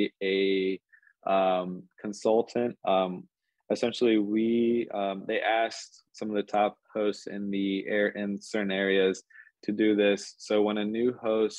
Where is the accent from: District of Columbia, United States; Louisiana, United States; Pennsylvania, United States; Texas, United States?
Pennsylvania, United States; Philadelphia; moved away as an adult; now in Columbus, United States; I grew up in around the Philadelphia area, but that's where I went to school and grew up. But moved out to Columbus, Ohio